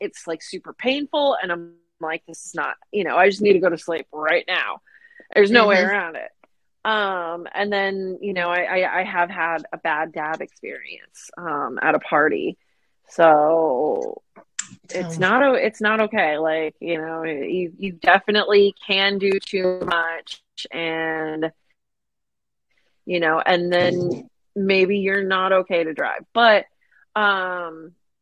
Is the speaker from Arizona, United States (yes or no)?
yes; Phoenix, Arizona, United States; moved away; growing up in the Phoenix area